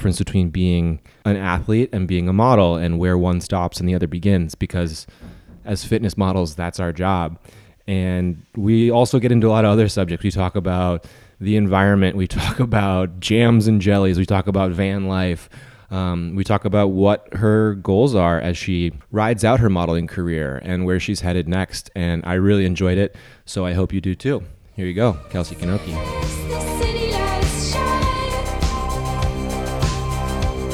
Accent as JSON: {"language": "English", "town": "St. Louis", "region": "Missouri", "country": "United States", "said": "I'm from St. Louis, which is also in Missouri"}